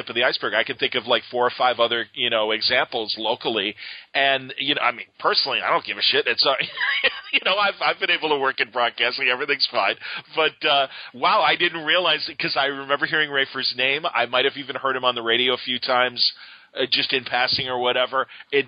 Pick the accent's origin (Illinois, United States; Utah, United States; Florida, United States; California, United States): Illinois, United States; Chicago; I'm from Chicago